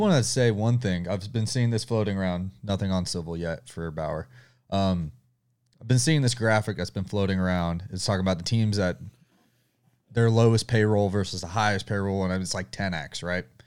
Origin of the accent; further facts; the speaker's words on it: the South, United States; I'm from the South